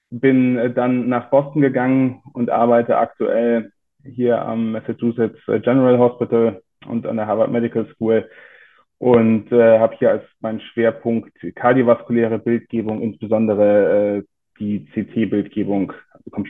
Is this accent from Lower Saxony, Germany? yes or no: no; Bonn, North Rhine-Westphalia, Germany; also born or lived in Frankfurt; now in Cologne, Germany; Ursprünglich gebürtig komme ich aus Bonn, bin dann fürs Studium und die Facharztausbildung zumindest die ersten drei Jahre nach Frankfurt gegangen.